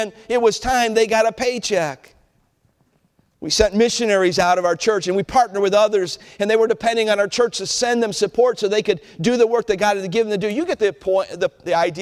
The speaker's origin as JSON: {"language": "English", "town": "Cleveland", "region": "Ohio", "country": "United States", "tie": "born or raised there", "said": "I was a boy growing up in Cleveland"}